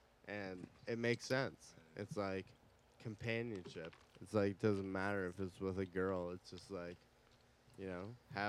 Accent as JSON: {"language": "English", "area": "Washington, Hanover area", "region": "Ontario", "country": "Canada", "tie": "born or raised there", "said": "I grew up Washington, Hanover area. So, farm boy."}